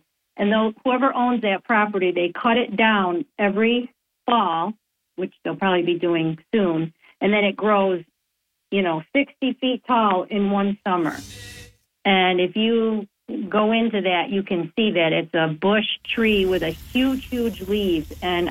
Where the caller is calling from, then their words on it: Binghamton, New York, United States; Hi, this is … from Binghamton.